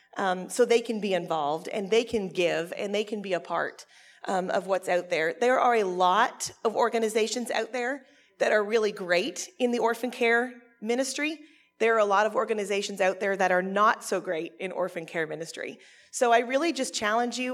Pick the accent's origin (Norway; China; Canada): Canada; I'm actually Canadian